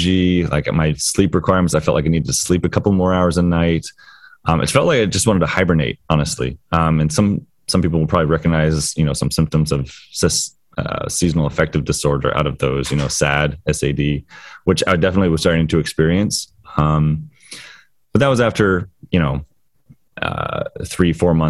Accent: Florida, United States; moved away; being from Florida

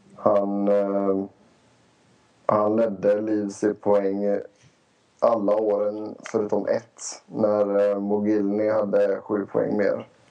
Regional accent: Sweden; now in Phoenix, United States; hemma i Sverige

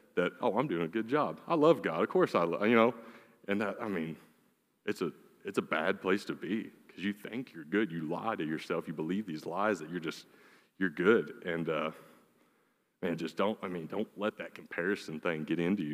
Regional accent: Lee, Oklahoma, United States; I grew up in Lee, Oklahoma

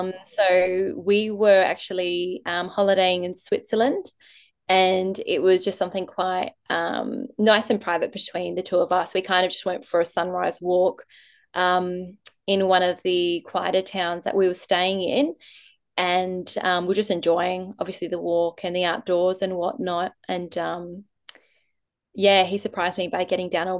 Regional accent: Adelaide, South Australia, Australia; I'm originally from Adelaide

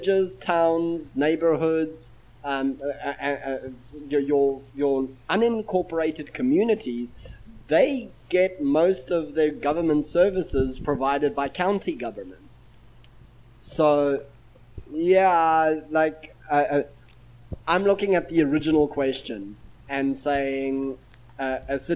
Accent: Durban, KwaZulu-Natal, South Africa; now in Bahrain; my hometown of Durban in South Africa

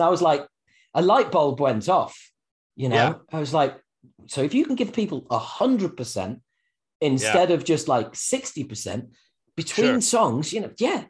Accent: United Kingdom; being from the UK

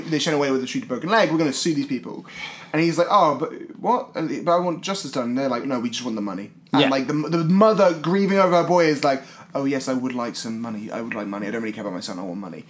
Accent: Scotland, United Kingdom; now in London, United Kingdom; I grew up in Scotland

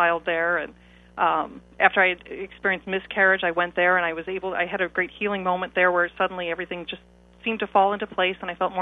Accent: Chicago, Illinois, United States; also born or lived in England; now in Dayton, United States; Originally, I'm from Chicago. I've been in Dayton for about 5 years now

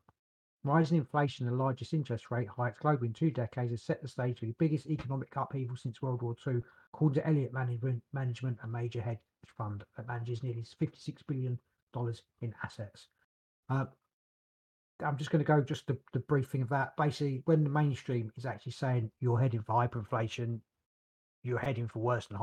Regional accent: United Kingdom; we're British

